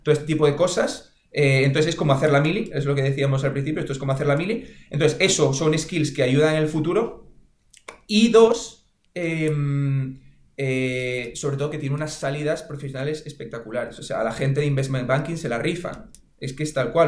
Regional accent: Oviedo, Asturias, Spain; yo soy de Oviedo

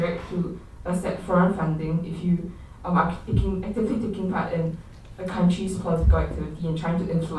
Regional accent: Singapore; I'm a freshman in Stanford, and I'm a Singaporean.

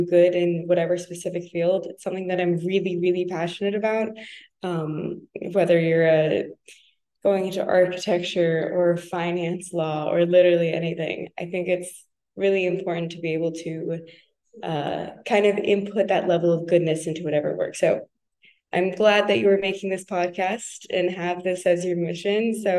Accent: United States; now in France; I had the opportunity to, as an American in France, you're like, oh my God, I have to go everywhere. I'm in Europe.

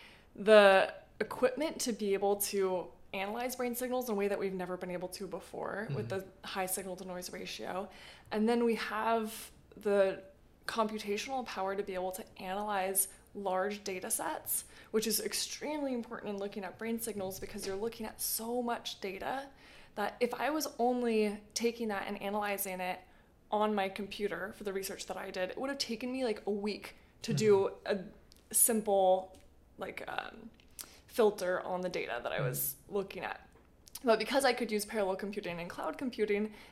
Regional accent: Bay Area, California, United States; I grew up in the Bay Area in California.

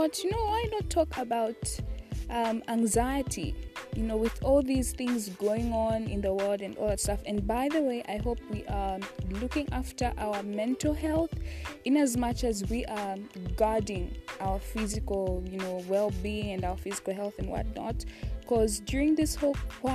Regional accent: Zambia; I'm from Zambia, and I attend the University of Zambia

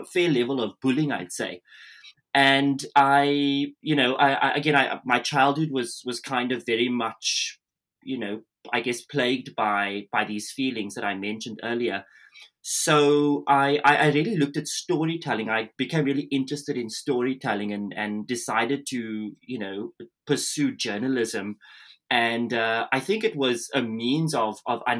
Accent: South Africa; moved away; I'm originally from South Africa. So, you know, I was born and raised during the apartheid era

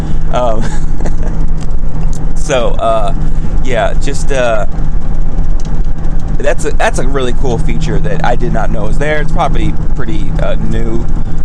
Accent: the South, United States; accent: southern; my southern accent comes a little bit thicker than other times

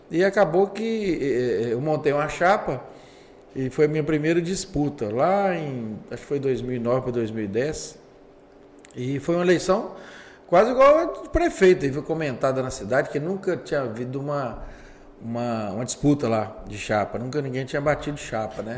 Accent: Governador Valadares, Minas Gerais, Brazil; sou nascido em Valadares, aliás, o primeiro prefeito nascido em Valadares.

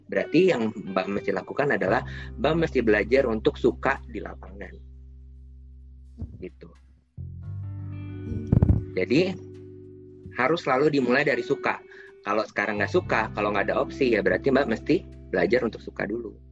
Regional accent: West Java, Indonesia; padahal saya aslinya orang Sunda gitu kan ya.

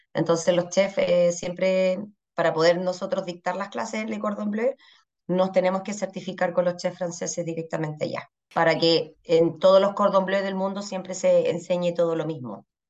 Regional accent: Saxony, Germany; moved away as an adult; now in Chile; de Sajonia, que es de la región de donde vengo yo

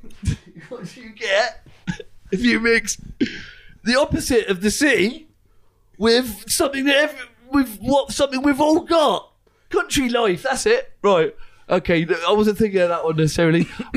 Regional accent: South West England, United Kingdom; That's Cornwall, actually, because I'm from Cornwall.

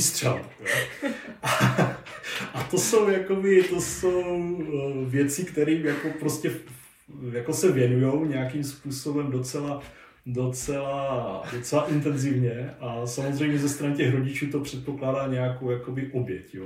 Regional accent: near Orlová, Moravian-Silesian Region, Czechia; nedaleko třeba mého rodiště

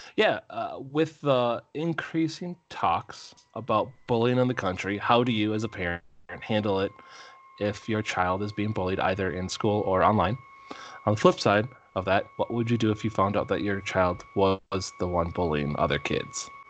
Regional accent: Minnesota, United States; I am from Minnesota. We say pop. duck, duck, gray duck

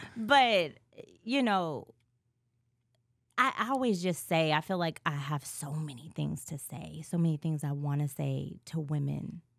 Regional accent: California, United States; moved away; I'm from Cali

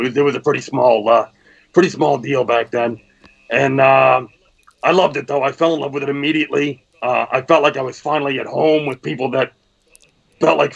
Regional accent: just outside Washington, D.C., Northern Virginia, United States; moved away as an adult; now in Vernon, New Jersey, United States; I grew up just outside of Washington, D.C. in Northern Virginia

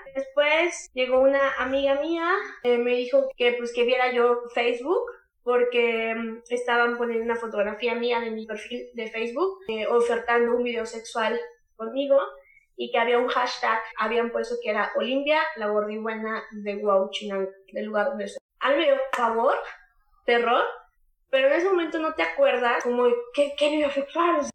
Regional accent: Huauchinango, Puebla, Mexico; De donde yo soy originaria, son alrededor de 100.000 habitantes

